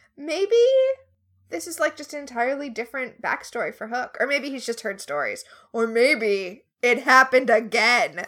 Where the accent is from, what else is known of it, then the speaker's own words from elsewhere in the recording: Florida, United States; moved away; also born or lived in Alabama; I grew up in Florida where we called them liquor stores